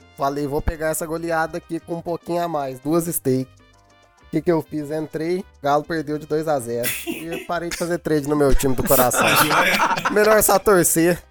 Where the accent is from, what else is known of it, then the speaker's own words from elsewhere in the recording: Minas Gerais, Brazil; Sou atleticano, sou mineiro, torço pro time do meu estado